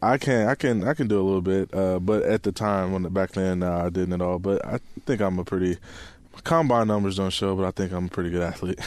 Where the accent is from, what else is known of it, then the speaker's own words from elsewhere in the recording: Chicago, Illinois, United States; moved away as an adult; also born or lived in Arizona; now in Seattle, United States; I'm from Chicago